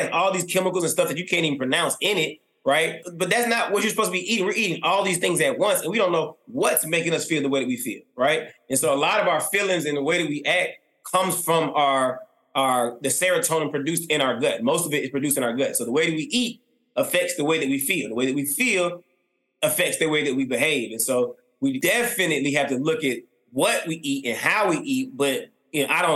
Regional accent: East Point, Georgia, United States; I grew up in College Park, East Point, all my life

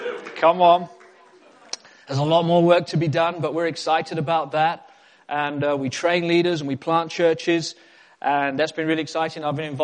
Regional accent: England, United Kingdom; also born or lived in South Africa; And I spent a chunk of my life in South Africa growing up as a boy. I am British. Hallelujah. But I did go to South Africa when I was a boy, and I grew up and I came to England right before my teenage years.

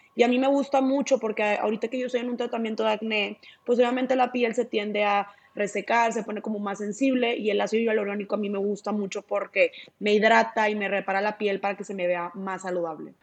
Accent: Monterrey, Nuevo León, Mexico; aquí en Monterrey, de donde yo soy

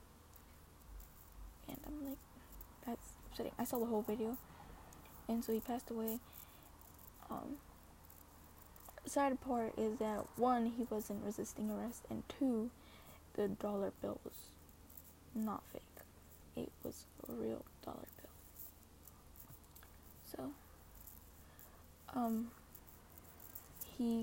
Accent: United States; I'm not a white person, but I was born in America

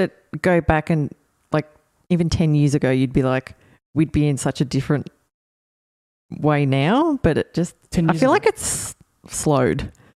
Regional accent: Melbourne, Victoria, Australia; we're from Melbourne.

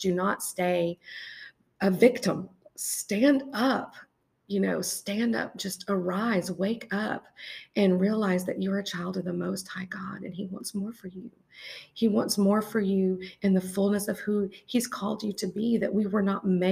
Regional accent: United States; living here in America

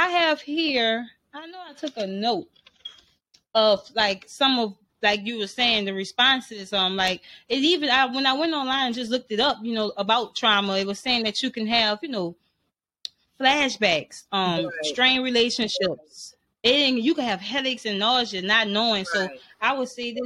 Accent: New Orleans, Louisiana, United States; I'm from New Orleans

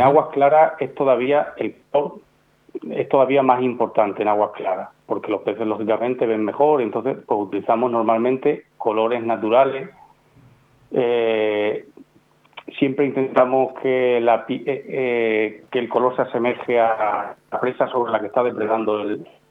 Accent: Extremadura, Spain; yo soy un extremeño

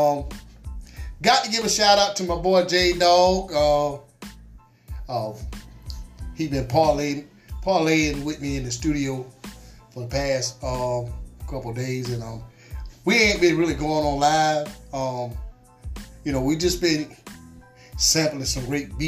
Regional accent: United States; my hometown folks right here in the Twin City

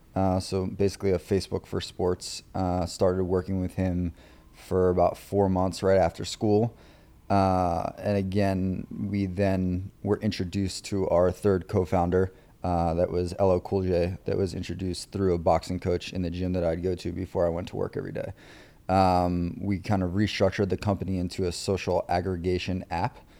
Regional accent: Long Island, New York, United States; I was raised on Long Island, uh, grew up on Long Island

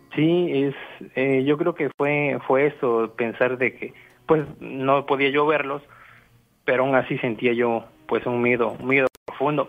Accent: Zapopan, Jalisco, Mexico; yo soy de Zapopan

